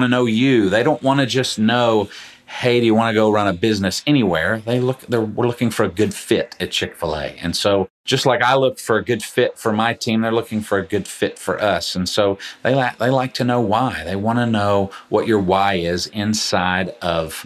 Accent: Atlanta, Georgia, United States; I grew up in Metro Atlanta

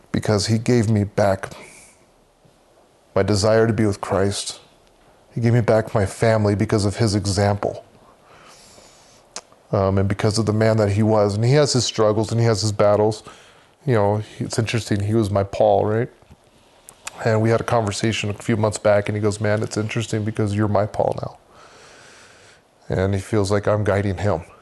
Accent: Samoa; Uh, Samoa, so there's American and Western. I grew up in Western. And so it's still um, villages, um, I really took to the culture there.

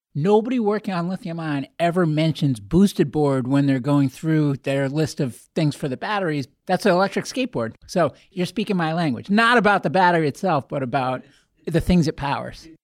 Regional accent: Boston, Massachusetts, United States; I'm a Bostonian

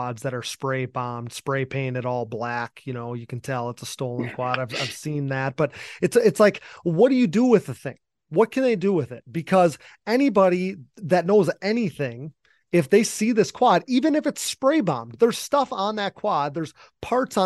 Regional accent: Wisconsin, United States; I'm from Wisconsin, you know, in the Midwest here

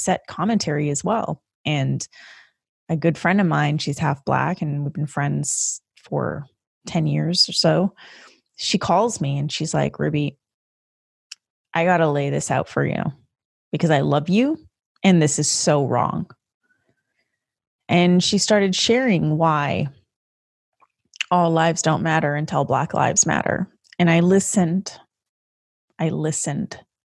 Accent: Canada; now in United States; as a Canadian, I experienced a different type of history lesson in Canada

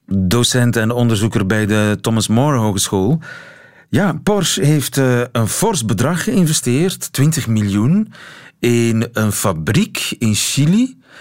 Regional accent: East and West Flanders, Belgium

